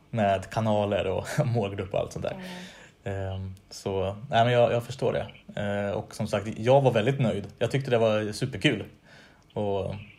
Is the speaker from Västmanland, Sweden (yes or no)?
yes; Västerås, Västmanland, Sweden; moved away; Jag är från Västerås från början